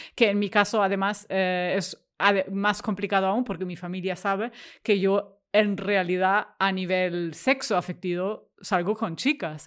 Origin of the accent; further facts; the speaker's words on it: Germany; accent: German; Spanish is a second language; moved away as an adult; now in Barcelona, Spain; soy alemana, o sea, lo escucharéis por, por mi acento encantador, no, no autóctono, eh, pero llevo aquí desde hace 15 años